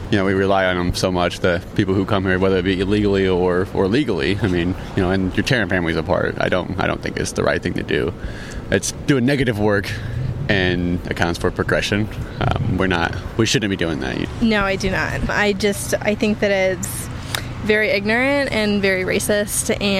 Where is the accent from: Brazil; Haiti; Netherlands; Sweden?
Sweden; I'm from Sweden, so oh. all of this is really weird.